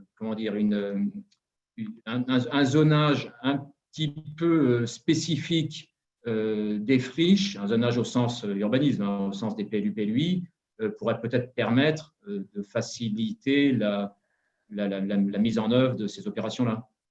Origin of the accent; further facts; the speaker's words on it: Saint-Étienne, Auvergne-Rhône-Alpes, France; je suis stéphanois, donc à Saint-Étienne